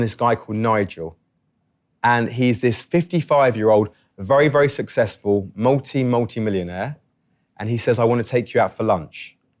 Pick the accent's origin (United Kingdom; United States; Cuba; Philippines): United Kingdom; London; I grew up in London